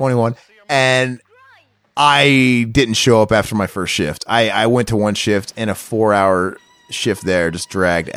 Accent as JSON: {"language": "English", "region": "Midwest", "country": "United States", "moved": "yes", "lives_now": "Phoenix, United States", "said": "I'm from the Midwest"}